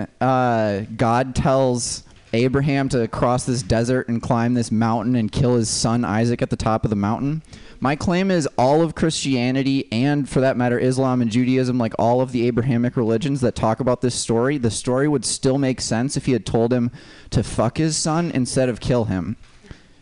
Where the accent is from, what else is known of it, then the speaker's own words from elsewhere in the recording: Minnesota, United States; moved away; I'm from Minnesota originally